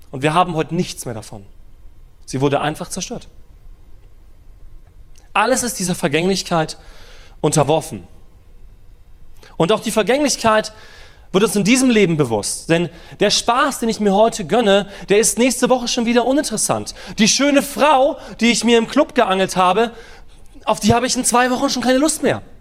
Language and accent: German; Germany; Wir als Deutsche sind ja so ein bisschen Sicherheitsfanatiker.